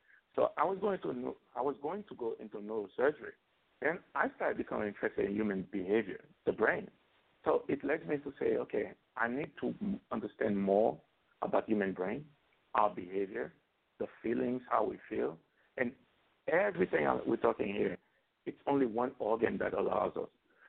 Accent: Florida, United States; Growing up in Florida, unfortunately, when you're undocumented, you always have fear behind your back that, you know, something may happen that you may encounter the police.

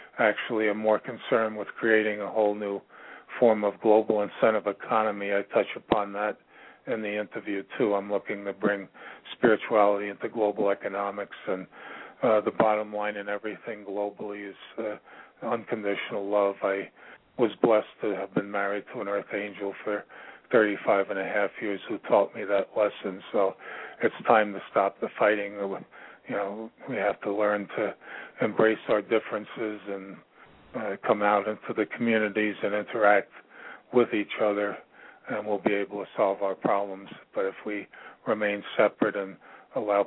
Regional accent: United States; now in Ashland, United States; I'm originally from New York, but I currently reside in a little town about 20 miles north of the capital, Richmond, Virginia. It's called Ashland

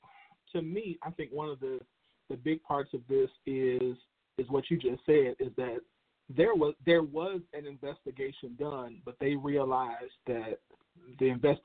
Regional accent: Chicago, Illinois, United States; Chicago, in my hometown, Chicago

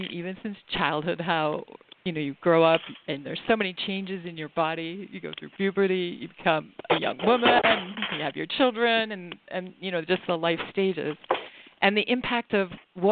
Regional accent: Prince Edward Island, Canada; I grew up in Canada, in Prince Edward Island.

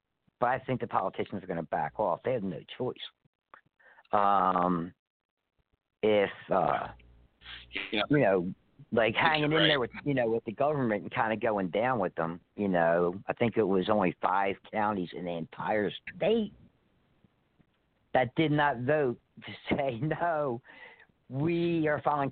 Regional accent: Philadelphia, Pennsylvania, United States; moved away; I was born and raised in Philadelphia

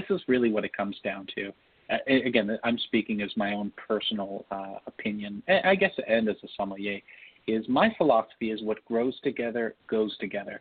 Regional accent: Toronto, Ontario, Canada; I was born in Toronto

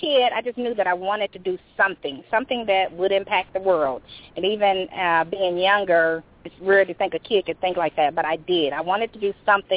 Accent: Indianapolis, Indiana, United States; it was a great place to grow up, So I've always just, you know, I went to college in Indiana. I obviously grew up here

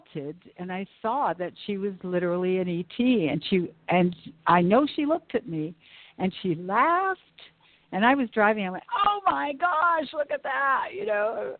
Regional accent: Canada; I'm Canadian

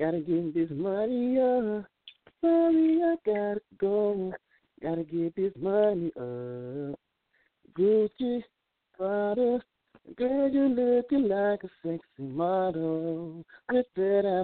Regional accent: Tifton, Georgia, United States; I'm from Georgia. I'm from a small town, Tifton, Georgia

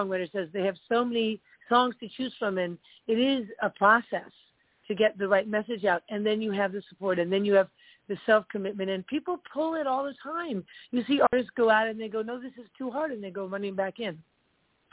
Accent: New York, United States; moved away as an adult; also born or lived in California; I moved away from California, back to my hometown, New York

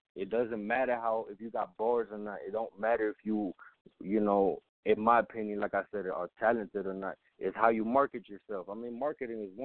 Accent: Chicago, Illinois, United States; also born or lived in Germany; I grew up in Chicago

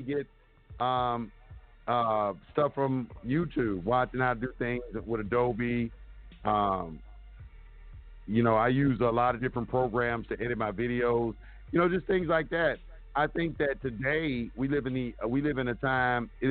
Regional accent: Dallas, Texas, United States; moved away; also born or lived in Atlanta / Los Angeles; I grew up, I'm from Oak Cliff in Dallas, Texas. And I went to Carter High School

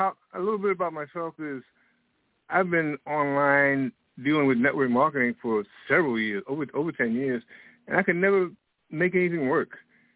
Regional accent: New York, United States; also born or lived in Washington, D.C.; now in Florida, United States; I'm from New York and Washington, D.C. I'm presently in Florida. Next year, I'll be moving to Raleigh, North Carolina.

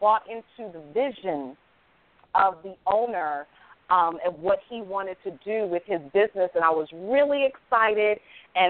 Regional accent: Hartford, Connecticut, United States; I was born and raised in Hartford, Connecticut.

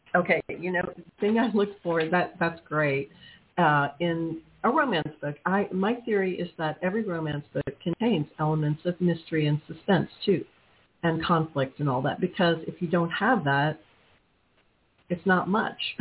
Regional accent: New Orleans, Louisiana, United States; also born or lived in Texas; I'm from New Orleans

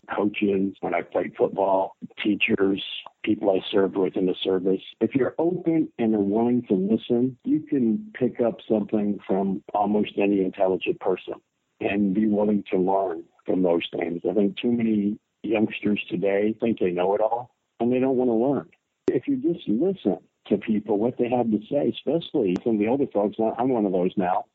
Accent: North Carolina, United States; moved away; I was born in North Carolina, and then I traveled all over the countryside and many parts of the world

